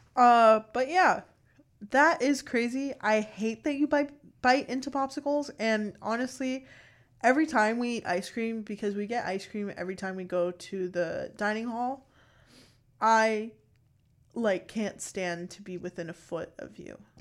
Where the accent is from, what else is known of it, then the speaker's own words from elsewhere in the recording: Miami, Florida, United States; I'm also from Miami. We're both from South Florida.